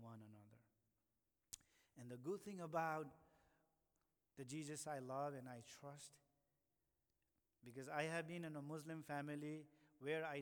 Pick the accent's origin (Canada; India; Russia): India; now in United States; I'm from India